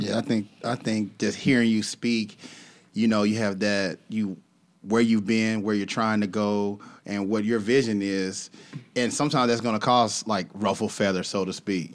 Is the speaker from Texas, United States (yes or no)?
yes; Texas, United States; also born or lived in Kansas; I was born in Kansas, but I grew up in Texas